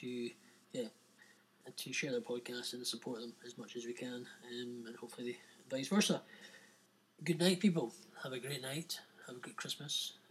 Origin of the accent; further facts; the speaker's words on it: Scotland, United Kingdom; also born or lived in Edinburgh; we are broadcasting from Edinburgh in Scotland, UK